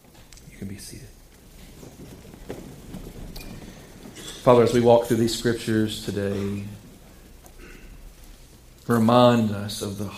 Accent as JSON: {"language": "English", "country": "United States", "said": "We are the minority as American Christians"}